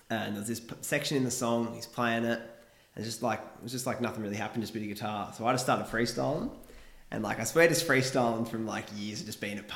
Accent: Kiama, New South Wales, Australia; we're from Kiama, both from Kiama.

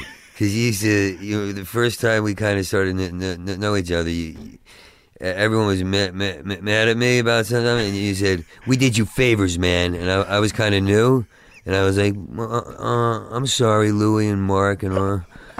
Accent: Oakhurst, New Jersey, United States; I grew up in New Jersey.

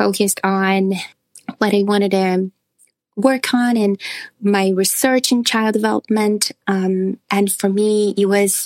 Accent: Brazil; moved away as an adult; now in United States; Brazil, what I'm from

